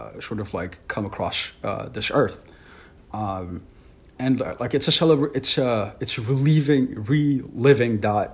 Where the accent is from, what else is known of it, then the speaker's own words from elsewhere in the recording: Ethiopia; I'm from Ethiopia, so it's like a very like well integrated like multicultural multi-religious society